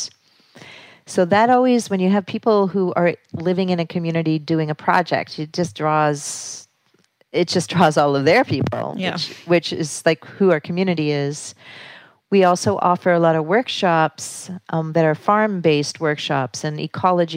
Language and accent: English; Canada; also born or lived in New York City, United States / Sullivan County, New York, United States; now in Damascus, Pennsylvania, United States; I come from Canada, moved to New York City, and then started operating a theater in Sullivan County, New York